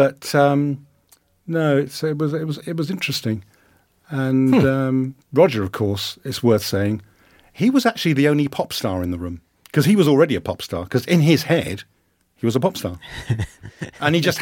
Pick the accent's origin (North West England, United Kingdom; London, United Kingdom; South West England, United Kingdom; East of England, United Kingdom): London, United Kingdom; Kingston upon Thames; moved away as an adult; now in Scotland, United Kingdom; very close to it was my hometown. And that's a place called Kingston